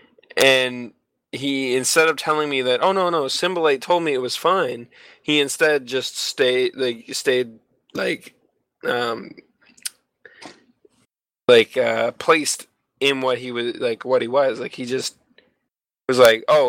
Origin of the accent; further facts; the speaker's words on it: Canada; being a Canadian, I live so far north from Brazil